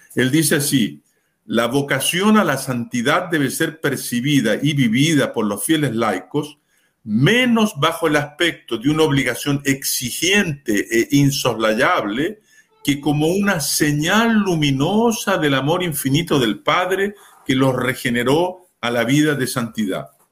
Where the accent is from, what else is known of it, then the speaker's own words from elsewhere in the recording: Chile; Yo soy chileno